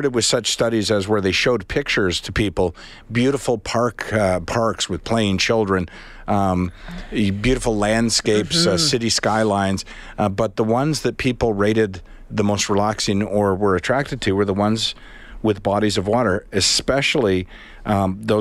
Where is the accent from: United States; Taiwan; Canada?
Canada; Charlottetown, Prince Edward Island; I grew up on a body of water in Prince Edward Island. I looked out over the Charlottetown Harbor